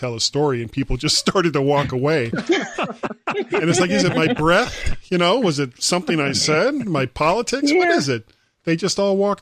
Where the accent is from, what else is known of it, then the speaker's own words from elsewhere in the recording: Florida, United States; also born or lived in Columbus, Ohio; I am from Florida